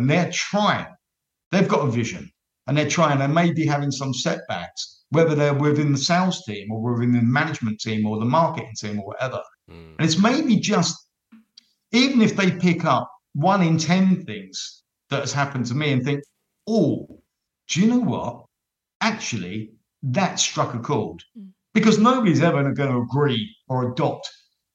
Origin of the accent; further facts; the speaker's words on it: London, United Kingdom; accent: Cockney; being a Cockney